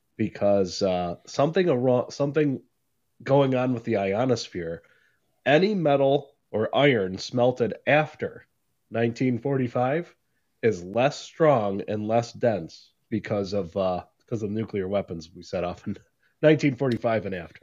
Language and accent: English; United States; as an American